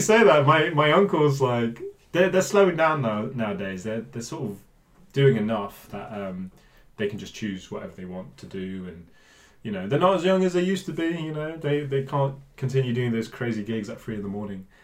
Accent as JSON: {"language": "English", "town": "Bristol", "region": "South West England", "country": "United Kingdom", "tie": "born or raised there", "said": "I grew up in Bristol, um, but I'm from a Punjabi family"}